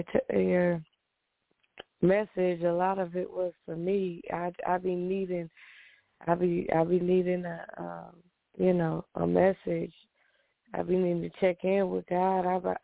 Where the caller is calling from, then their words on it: New York, United States; from New York.